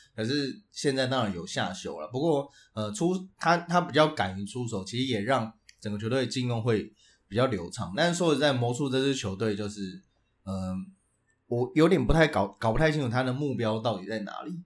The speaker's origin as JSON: {"language": "Chinese", "region": "Tainan", "country": "Taiwan", "said": "身为台南惊仔"}